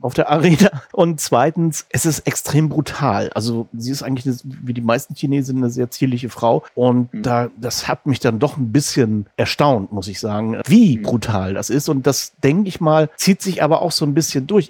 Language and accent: German; Rostock, Mecklenburg-Vorpommern, Germany; ich komme aus Rostock, insofern zwei Nordlichter unter sich heute